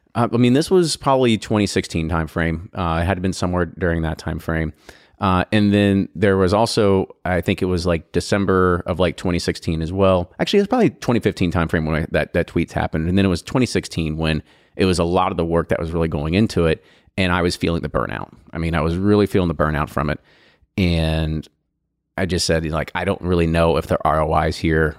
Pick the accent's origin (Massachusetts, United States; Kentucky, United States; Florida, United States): Kentucky, United States; Louisville, Bardstown; we're from Louisville, Bardstown, Kentucky's in our blood